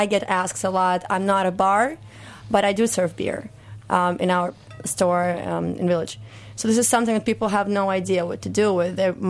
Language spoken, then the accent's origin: English; Moscow, Russia; I'm originally from Moscow